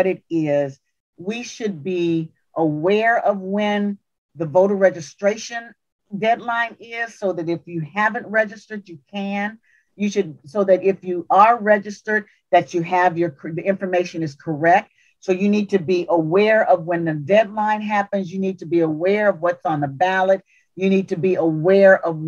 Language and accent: English; Louisiana, United States; I'm from Louisiana. We had railroad tracks that kind of divided us.